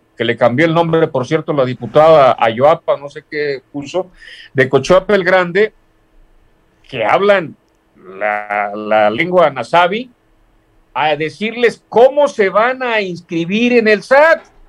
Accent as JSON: {"language": "Spanish", "town": "Tecpan de Galeana", "region": "Guerrero", "country": "Mexico", "said": "me gusta hablar derecho como buen costeño"}